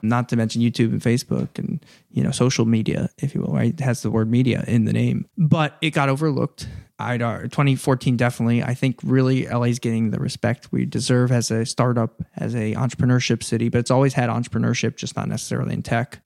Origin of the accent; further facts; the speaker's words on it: Princeton, New Jersey, United States; moved away as an adult; now in Los Angeles, United States; I grew up in Princeton, New Jersey